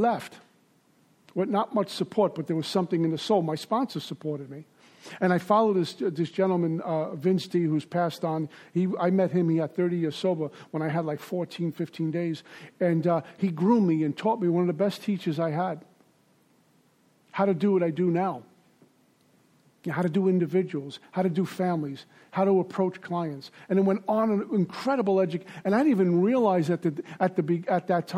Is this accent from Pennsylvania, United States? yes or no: no; New York City, New York, United States; also born or lived in Deerfield Beach, Florida; now in Boca Raton, United States; when I was growing up in Brooklyn